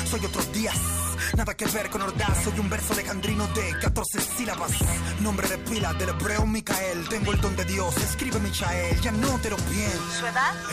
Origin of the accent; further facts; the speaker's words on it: Mexico; Soy más mexicano que las narcofosas.